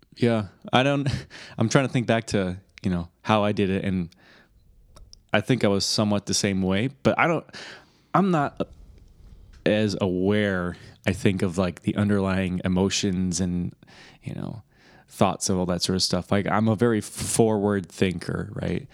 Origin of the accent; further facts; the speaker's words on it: Michigan, United States; accent: Michigan accent; I'm from Michigan